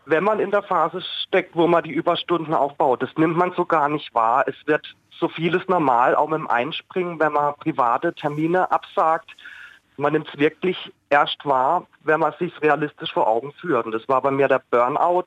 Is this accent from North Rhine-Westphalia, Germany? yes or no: no; Oberkirch, Baden-Württemberg, Germany; Ich komme aus Oberkirch, bin gelernter Altenpfleger